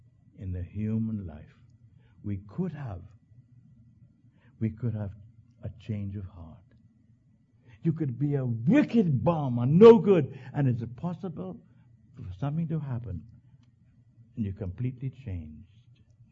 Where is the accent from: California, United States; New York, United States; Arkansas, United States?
New York, United States; When I grew up in Long Island, child, how you die?